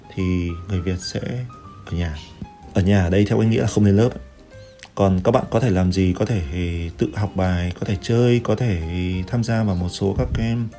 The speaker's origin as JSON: {"language": "Vietnamese", "country": "Vietnam", "also_born_or_lived": "France", "moved": "as an adult"}